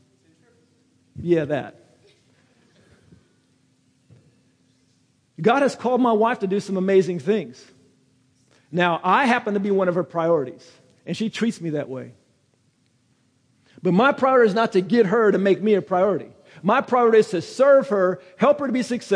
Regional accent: United States; I'm American

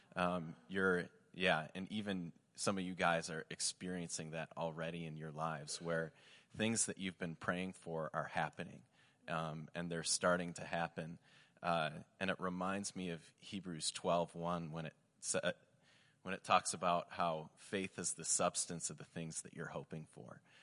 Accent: Michigan, United States; I'm from Michigan

